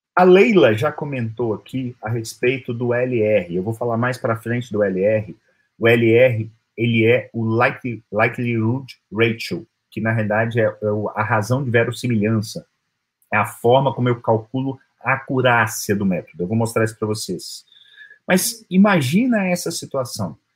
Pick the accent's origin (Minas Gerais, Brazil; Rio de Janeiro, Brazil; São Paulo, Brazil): Minas Gerais, Brazil; Como um bom mineiro